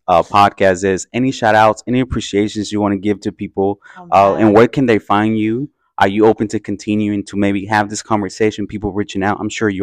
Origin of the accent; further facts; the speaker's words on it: Oakland, California, United States; growing up in the Fruitvale. And walking around International Boulevard and seeing how many people actually look like me